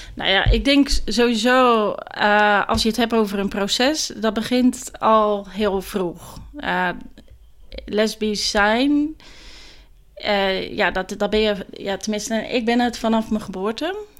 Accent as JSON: {"language": "Dutch", "town": "Meliskerke", "region": "Zeeland", "country": "Netherlands", "tie": "born or raised there", "also_born_or_lived": "The Hague", "accent": "Zeeuws", "moved": "as an adult", "lives_now": "Gouda, Netherlands", "said": "Ik ben opgegroeid in uh, eh, Meliskerken. Dat is een klein dorpje op het eiland Walcheren"}